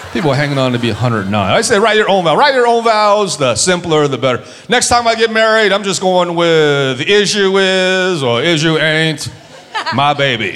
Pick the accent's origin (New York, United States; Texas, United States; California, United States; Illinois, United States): California, United States; San Diego; I grew up in San Diego, California. I grew up on the border with mostly Mexicans